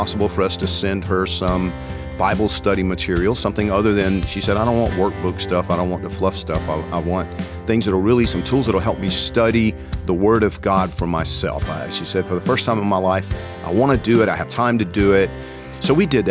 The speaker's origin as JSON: {"language": "English", "region": "Georgia", "country": "United States", "said": "I'm from Georgia"}